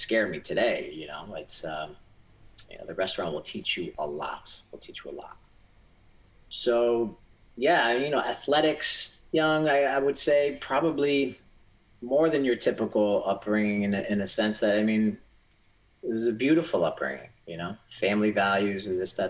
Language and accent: English; Southeastern Connecticut, United States; I was born here in Southeastern Connecticut, and I was born into, first generation American. So my parents came here from Greece